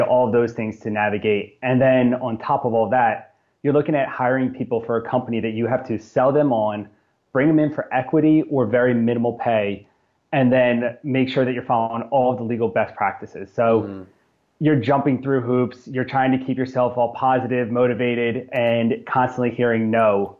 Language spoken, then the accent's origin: English; New Jersey, United States; born and raised in South Jersey.